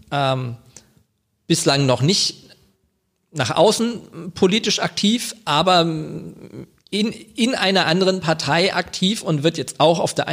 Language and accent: German; Wiesbaden, Hesse, Germany; also ich bin gebürtiger Wiesbadener, muss man dazu sagen. ja, ich wohne in Kastell, aber ich bin tatsächlich in Wiesbaden geboren, nicht in Mainz.